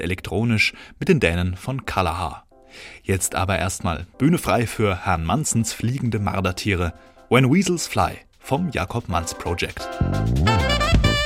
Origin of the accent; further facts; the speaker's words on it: Bavaria, Germany; moved away; in meiner alten Heimat Bayern